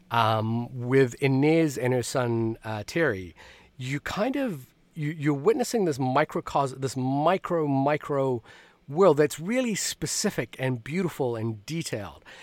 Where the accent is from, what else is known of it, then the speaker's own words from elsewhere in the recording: New Zealand; also born or lived in Fiji; now in New York City, United States; You know, I I grew up watching movies in New Zealand and Fiji and and I didn't really, you know, I watched a lot of movies that were set in New York.